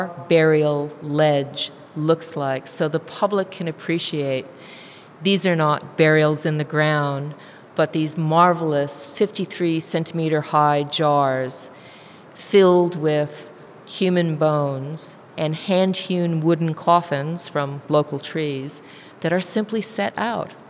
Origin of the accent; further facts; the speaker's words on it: United States; now in New Zealand; I'm an immigrant from the United States